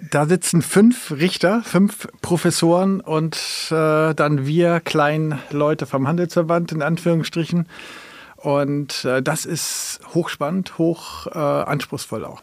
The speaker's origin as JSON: {"language": "German", "country": "Germany", "lives_now": "Kiel, Germany", "said": "als Deutsche"}